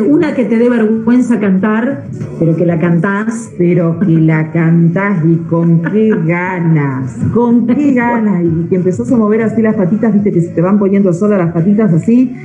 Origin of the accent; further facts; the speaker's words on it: Stroeder, Buenos Aires, Argentina; Yo también soy de un pueblo que tiene 2.000 habitantes, mi pueblo se llama Estrueder, está a 80 kilómetros de acá de Carmen de Patagones toda la vida y encima en el campo